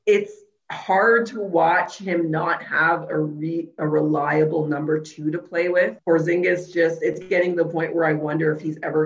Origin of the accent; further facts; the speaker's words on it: Canada; I'm from Canada.